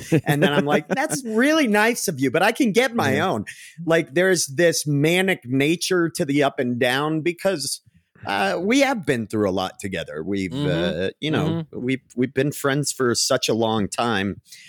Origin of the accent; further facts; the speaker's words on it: New England, United States; accent: New England; My New England accent came out.